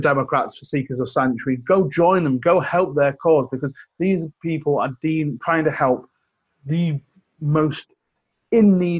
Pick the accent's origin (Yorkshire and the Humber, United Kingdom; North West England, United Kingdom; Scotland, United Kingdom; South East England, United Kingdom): North West England, United Kingdom; West Cumbria; I grew up in West Cumbria